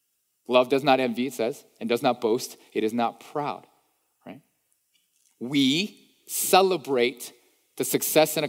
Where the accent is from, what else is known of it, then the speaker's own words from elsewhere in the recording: East Coast, United States; moved away; I'm from the East Coast. I talk fast.